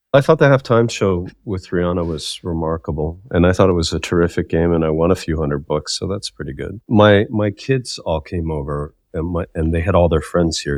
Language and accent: English; Saskatchewan, Canada; when I was growing up in Saskatchewan